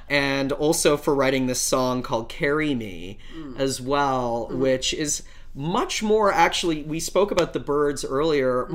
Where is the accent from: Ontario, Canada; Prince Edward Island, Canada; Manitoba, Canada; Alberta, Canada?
Alberta, Canada; Calgary; moved away; my hometown of Calgary. Uh, I'm originally Canadian. I'm from Western Canada. I'm from Calgary